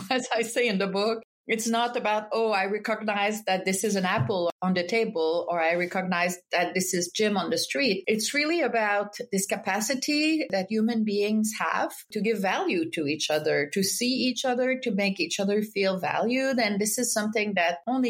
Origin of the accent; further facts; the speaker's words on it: Quebec, Canada; moved away as an adult; also born or lived in France; now in Boston, United States; I grew up in Quebec during the peak of the independence movement